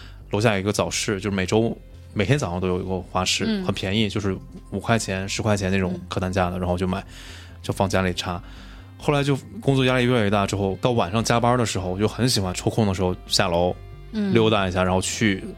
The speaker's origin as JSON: {"language": "Chinese", "town": "Chengdu", "region": "Sichuan", "country": "China", "tie": "born or raised there", "said": "那我自己跟植物的结缘，就是因为我是在成都长大，"}